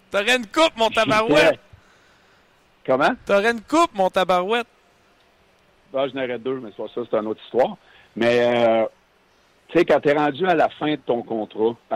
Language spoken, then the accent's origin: French; Quebec, Canada; Puis c'est pas parce que je suis un Québécois que je vais laisser de l'argent sur la table.